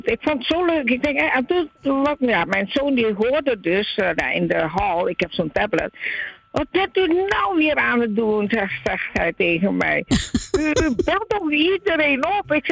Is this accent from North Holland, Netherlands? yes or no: yes; Heemskerk, North Holland, Netherlands; ik kom uit Heemskerk en niet van Amsterdam.